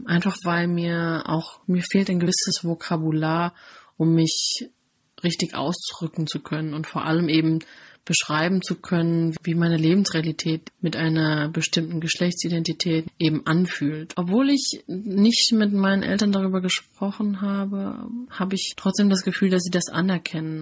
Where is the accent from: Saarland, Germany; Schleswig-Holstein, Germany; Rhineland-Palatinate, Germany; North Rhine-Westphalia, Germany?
Rhineland-Palatinate, Germany; Ich bin in einem super kleinen Dorf aufgewachsen in der Pfalz